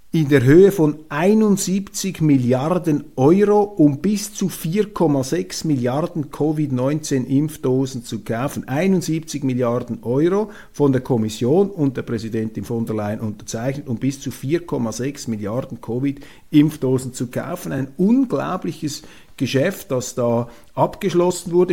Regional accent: Switzerland; als Schweizer und jemand, der auch in Europa studiert hat, und wir Schweizer sind auch Europäer

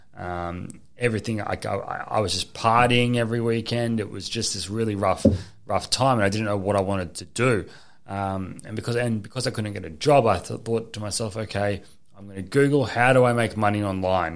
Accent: Gold Coast, Queensland, Australia; I was born here on the Gold Coast. I went to school here

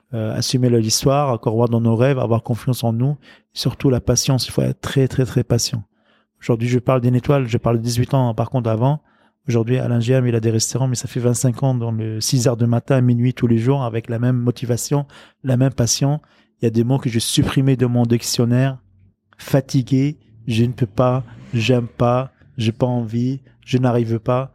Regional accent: Lebanon; moved away as an adult; also born or lived in Liberia / France; now in Paris, France; grandir dans la guerre civile libanaise, grandir dans le quartier populaire du Liban, les plus pauvres.

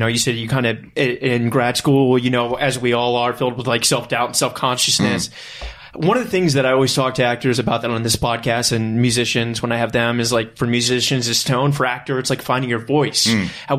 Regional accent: Richmond, Virginia, United States; And I come up from Richmond.

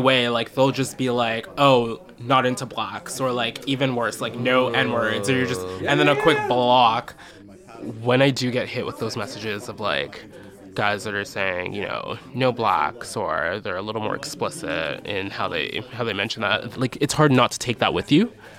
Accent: Canada; also born or lived in Barbados; So I would spend my summers in Barbados growing up. And as I got older, there was me being the Canadian visiting

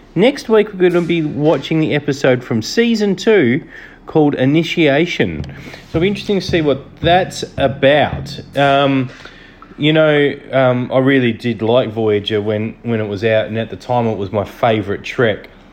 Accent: Australia; I'm from Australia.

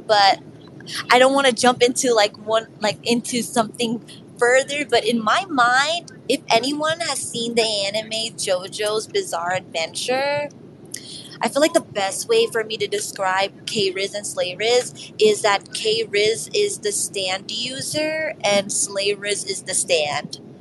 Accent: New York City, New York, United States; I'm from New York City

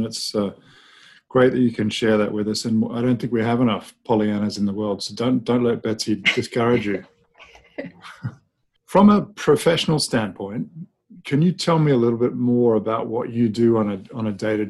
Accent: New Zealand; Actually got one of New Zealand right behind me, my home country.

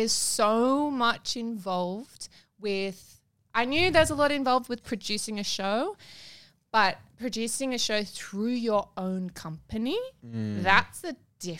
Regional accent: Taree, New South Wales, Australia; moved away as an adult; also born or lived in Wagga Wagga; now in Sydney, Australia; I come from a very upper class background. I'm from Taree.

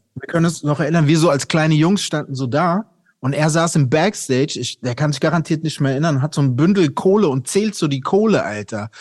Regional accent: Aschaffenburg, Bavaria, Germany; ich bin ja in Aschaffenburg aufgewachsen bei Frankfurt

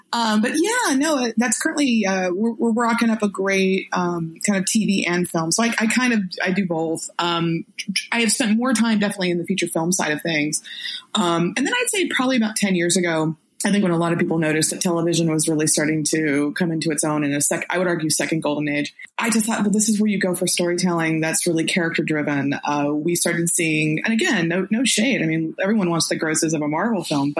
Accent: Orange County, California, United States; I grew up in Orange County

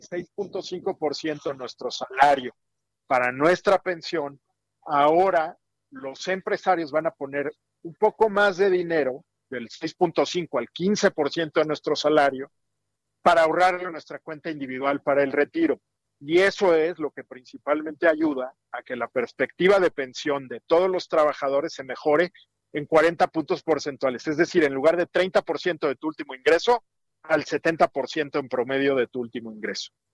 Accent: Mexico; en general como mexicanos

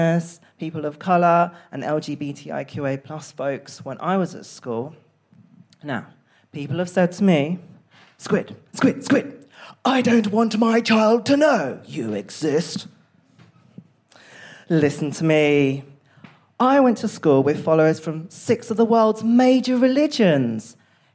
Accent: Essex, East of England, United Kingdom; being from Essex

